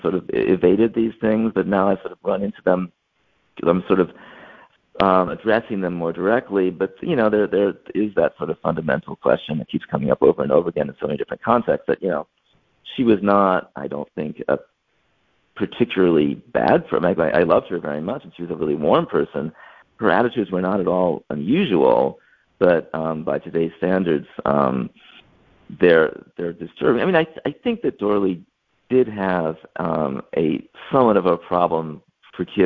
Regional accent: Charlottesville, Virginia, United States; I grew up in Charlottesville

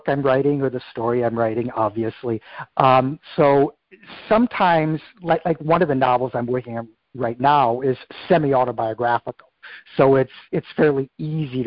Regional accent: Minnesota, United States; my life growing up in Minnesota

